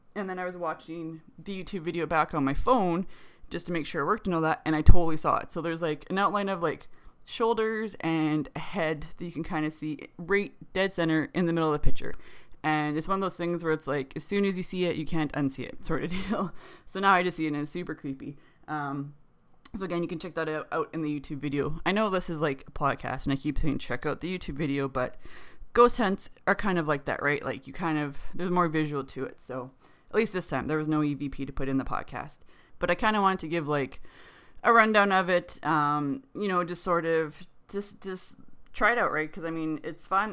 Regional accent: Canada; We're Canadian

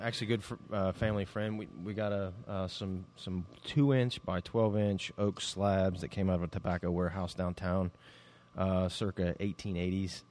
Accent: Middletown, United States; we're from Middletown

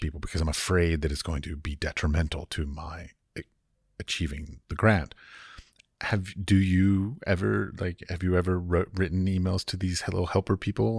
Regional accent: United States; moved away as an adult; I was raised in America.

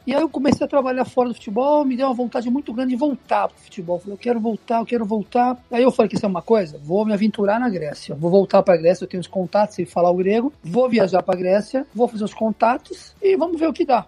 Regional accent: Santos, São Paulo, Brazil; moved away as an adult; now in Greece; sou natural de Santos

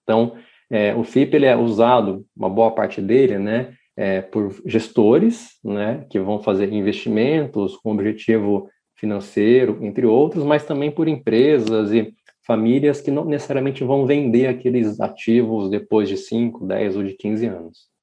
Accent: interior of São Paulo state, Brazil; moved away as an adult; now in São Paulo, Brazil; Eu vim para São Paulo ah, para fazer minha faculdade, sou do interior de São Paulo.

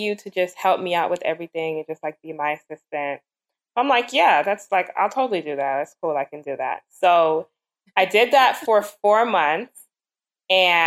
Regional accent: Jamaica; I'm Jamaican

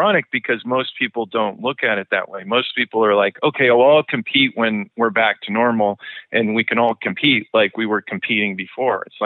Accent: Oregon, United States; I'm originally from Oregon

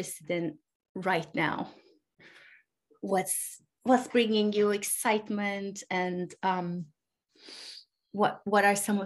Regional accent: Turkey; English is a second language

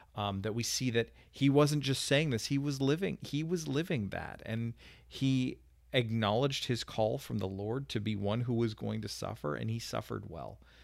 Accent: Canada; as a Canadian

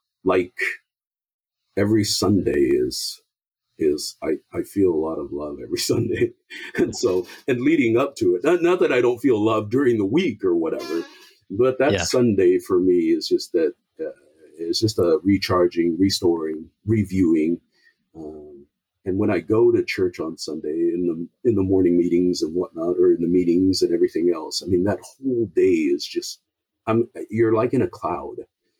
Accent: Samoa; He came from South Africa. I came from Samoa.

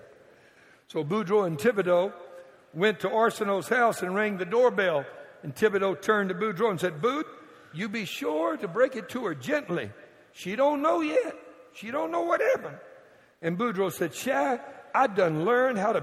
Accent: Cajun, Louisiana, United States; I'm a Cajun

